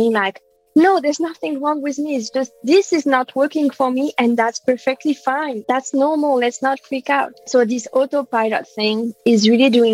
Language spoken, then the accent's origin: English; Paris, Île-de-France, France; I was born and raised in France, in Paris